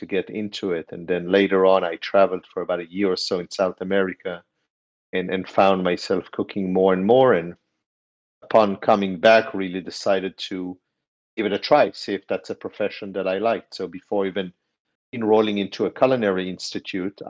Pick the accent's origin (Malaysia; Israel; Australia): Israel; moved away as an adult; now in New York City, United States; I live and work in New York City. I've been here for 20 years soon. I'm from Israel